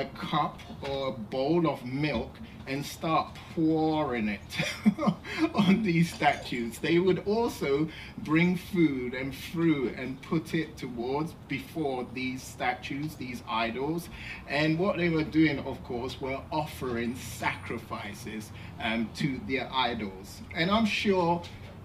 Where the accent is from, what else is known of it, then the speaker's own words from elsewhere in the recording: England, United Kingdom; when I was young, growing up in England